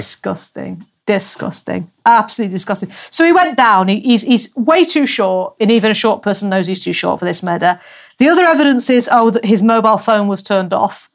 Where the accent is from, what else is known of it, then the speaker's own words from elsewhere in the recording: England, United Kingdom; moved away as an adult; I'm English